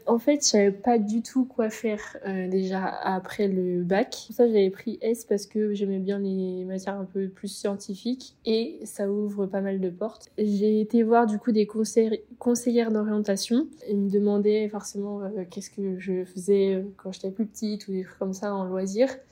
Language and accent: French; Ploërmel, Brittany, France; moved away as an adult; also born or lived in Nantes; De Pleurmel, euh, en Bretagne, dans le Morbihan